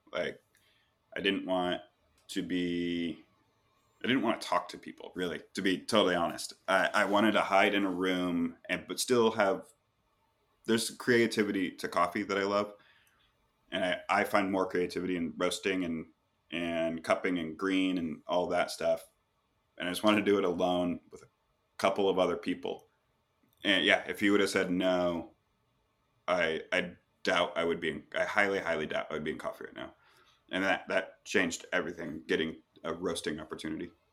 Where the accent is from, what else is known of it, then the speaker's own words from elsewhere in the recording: Pacific Northwest, United States; moved away as an adult; now in Los Angeles, United States; I'm from the Pacific Northwest, and Seattle and Portland have these long, storied coffee histories and pretty big coffee egos. And that's what I, I grew up